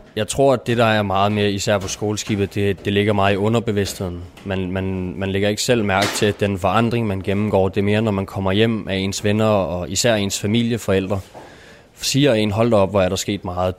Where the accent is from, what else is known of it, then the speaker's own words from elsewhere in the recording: Nykøbing Falster, Zealand, Denmark; Jeg er 21. Jeg kommer fra Nykøbing Falster